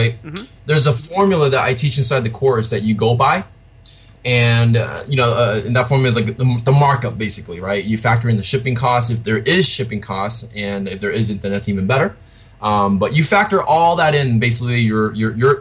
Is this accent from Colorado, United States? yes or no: no; California, United States; I'm from California, so in the United States here.